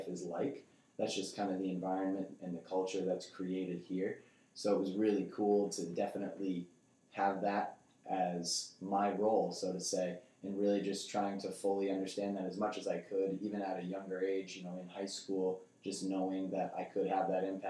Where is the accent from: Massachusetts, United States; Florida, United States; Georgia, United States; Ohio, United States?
Massachusetts, United States; North Andover; we moved here the summer of 2002, so I was entering the third grade. So that's where I started. I went to Atkinson Elementary School, moved up to North Andover Middle School, on to the high school